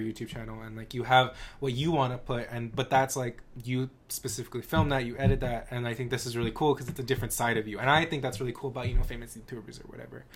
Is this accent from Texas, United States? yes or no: yes; El Paso, Texas, United States; I'm from El Paso